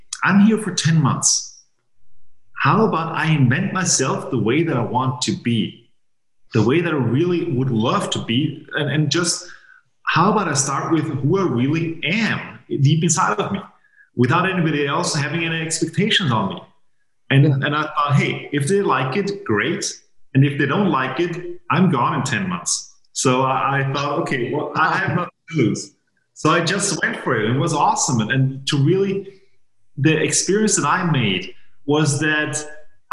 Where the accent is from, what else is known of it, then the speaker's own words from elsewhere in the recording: Vienna, Austria; English is a second language; also born or lived in Maine, United States; I was born and raised in Vienna, Austria